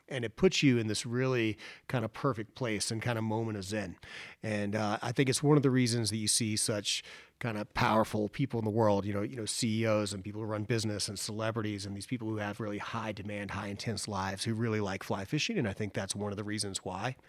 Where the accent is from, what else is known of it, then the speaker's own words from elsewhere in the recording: Boone, North Carolina, United States; Boone, North Carolina, which is my hometown